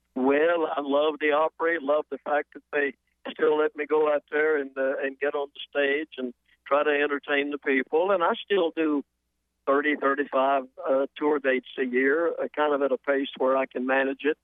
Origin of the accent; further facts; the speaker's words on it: Atlanta, Georgia, United States; moved away as an adult; also born or lived in South Carolina; now in Nashville, United States; I grew up in Atlanta, spent most of my growing up years around there